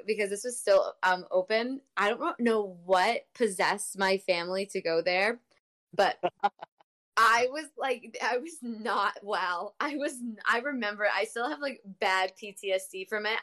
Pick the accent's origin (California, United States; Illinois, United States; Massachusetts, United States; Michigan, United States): Massachusetts, United States; I am from Mass.